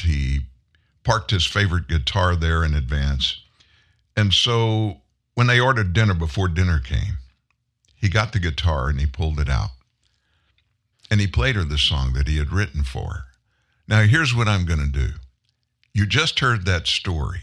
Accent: the South, United States; I'm from the South, way South.

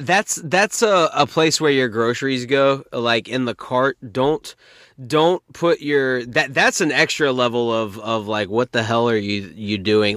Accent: North Carolina, United States; I've been born and raised in North Carolina my whole life.

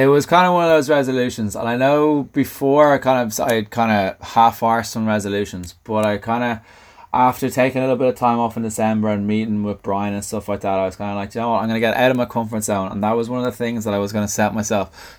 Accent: Dublin, Leinster, Ireland; accent: Southside Dublin; my Southside accent

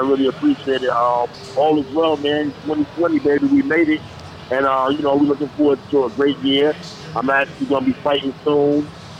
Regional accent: New York City, New York, United States; also born or lived in East Flatbush, Brooklyn; I'm from Brownsville, Brooklyn, born and raised.

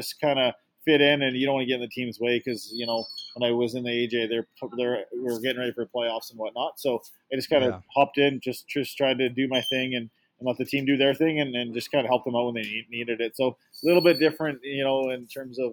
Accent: Sherwood Park, Alberta, Canada; also born or lived in Portland; I grew up in Sherwood Park, Alberta here, and that's where I played my minor hockey

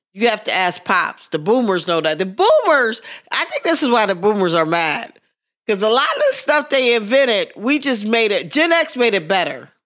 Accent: Pittsburgh, Pennsylvania, United States; accent: Pittsburgh; moved away; my Pittsburgh accent

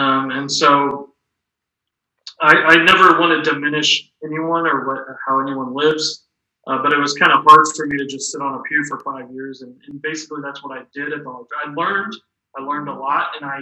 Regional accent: Kansas City, Missouri, United States; moved away as an adult; also born or lived in Philadelphia / Salt Lake City; I'm from Kansas City, Missouri

